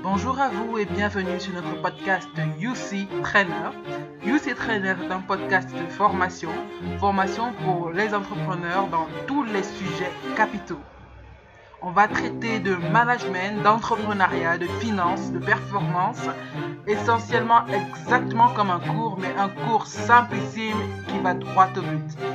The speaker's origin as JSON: {"language": "French", "country": "Cameroon", "said": "chez nous au Cameroun"}